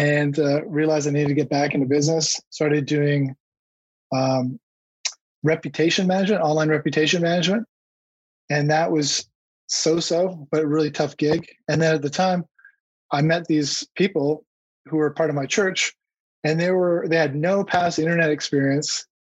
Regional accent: Canada; also born or lived in Newport Beach, California; now in Clearwater Beach, United States; Canada where I grew up

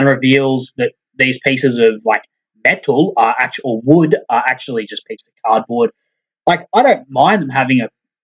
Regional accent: Australia; As an Aussie

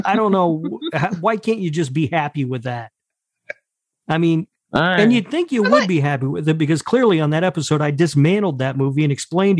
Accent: Indianapolis, Indiana, United States; my hometown of Indianapolis, Indiana.

